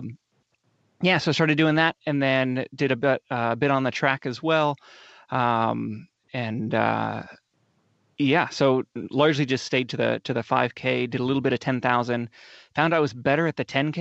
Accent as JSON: {"language": "English", "town": "North Bend", "region": "Oregon", "country": "United States", "tie": "born or raised there", "said": "So I grew up down in Coos Bay or North Bend, Oregon."}